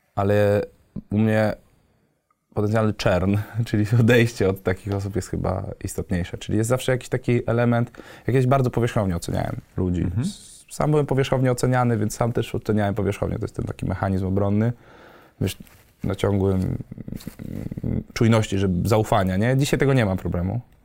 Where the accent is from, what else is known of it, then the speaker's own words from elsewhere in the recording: Wrocław, Lower Silesian Voivodeship, Poland; nie jestem stąd, jestem z Wrocławia